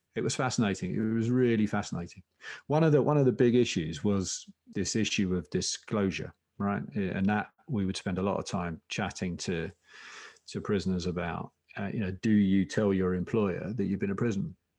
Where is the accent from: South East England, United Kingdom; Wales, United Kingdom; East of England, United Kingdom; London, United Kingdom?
East of England, United Kingdom; Essex; I come from Essex